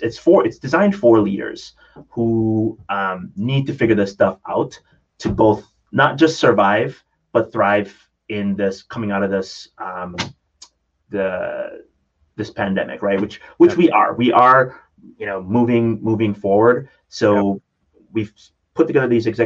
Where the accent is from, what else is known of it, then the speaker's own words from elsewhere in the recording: Jamaica; I grew up in Jamaica